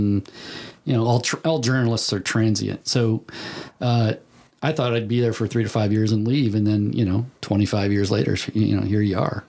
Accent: Castalia, Ohio, United States; now in Chillicothe, United States; So I grew up in Sandusky, Ohio, Cedar Point. I actually grew up in a little town outside of there called Castalia.

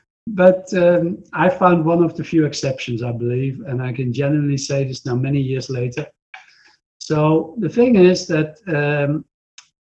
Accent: Netherlands; from the Netherlands

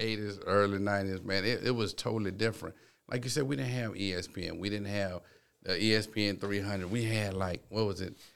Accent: Town Creek, Alabama, United States; growing up in Town Creek, it, it was so small

